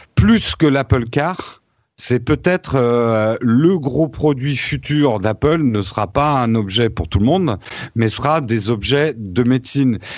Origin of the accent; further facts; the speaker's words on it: France; en tant que Français